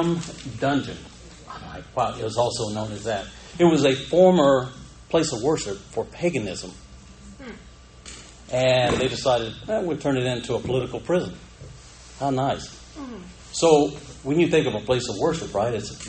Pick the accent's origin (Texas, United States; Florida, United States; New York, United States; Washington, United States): Florida, United States; Panama City; I grew up in Panama City